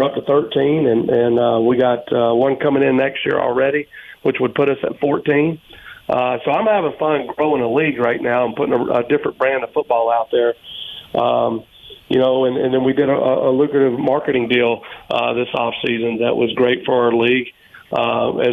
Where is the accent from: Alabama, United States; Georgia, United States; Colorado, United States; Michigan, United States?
Alabama, United States; Birmingham; now in Arizona, United States; my wife and I also own a hockey team in Birmingham, Alabama, so which is my hometown